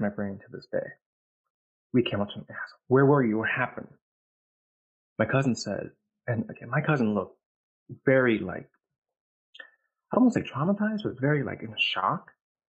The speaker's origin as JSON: {"language": "English", "country": "Vietnam", "tie": "born or raised there", "moved": "yes", "said": "I'm from Vietnam, by the way. That's where I was born"}